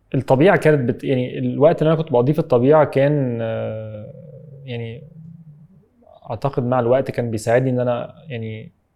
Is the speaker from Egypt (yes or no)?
yes; Egypt